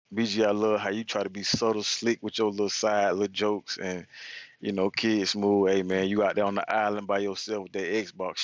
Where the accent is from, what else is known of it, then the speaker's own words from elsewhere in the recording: Georgia, United States; I'm from Georgia, man. I'm from where BG hate the most. I'm more close to Florida than anything.